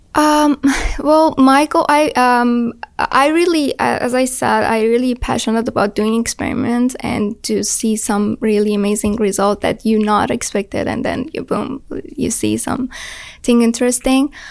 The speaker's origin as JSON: {"language": "English", "country": "Iran", "moved": "as an adult", "lives_now": "United States", "said": "I'm from Iran"}